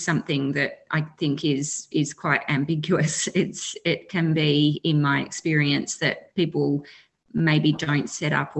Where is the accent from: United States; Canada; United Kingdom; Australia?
Australia; Western Victoria; I'm a Wotjobaluk woman from Western Victoria in Australia